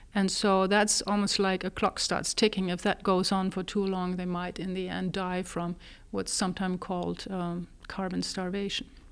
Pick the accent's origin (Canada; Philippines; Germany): Germany; moved away as an adult; also born or lived in Texas, United States; now in United States; I was born in Germany originally. I got my first degree there, and then at the age of twenty-four, actually came to the United States.